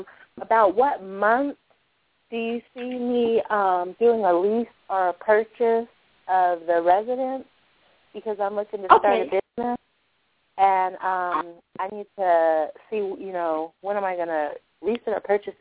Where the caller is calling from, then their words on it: Colorado, United States; I'm calling from Colorado.